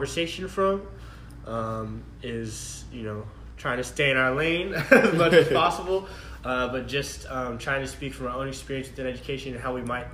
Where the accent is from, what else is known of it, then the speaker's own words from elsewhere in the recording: Austin, Texas, United States; moved away as an adult; now in Washington, D.C., United States; I'm from Austin, Texas